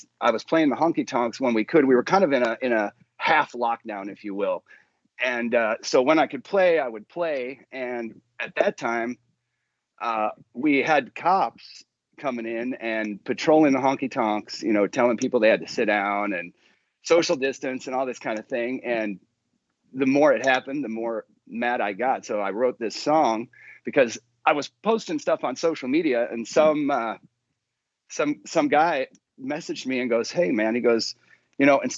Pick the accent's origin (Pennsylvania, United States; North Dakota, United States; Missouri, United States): North Dakota, United States; moved away as an adult; now in Nashville, United States; I'm originally from North Dakota